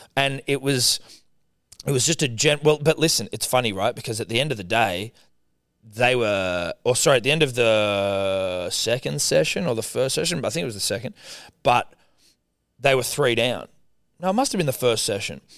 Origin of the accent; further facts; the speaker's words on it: Australia; I'm Australian